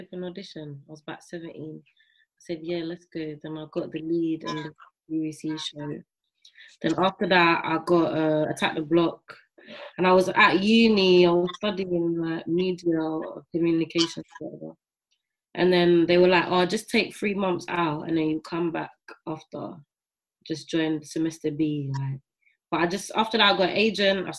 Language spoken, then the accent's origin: English; St. Lucia; now in United Kingdom; I grew up in St. Lucia